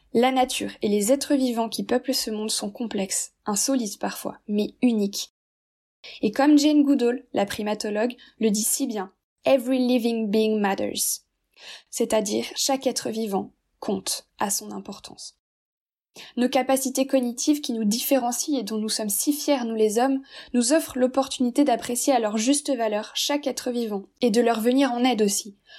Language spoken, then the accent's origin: French; Brittany, France; J'ai grandi en Bretagne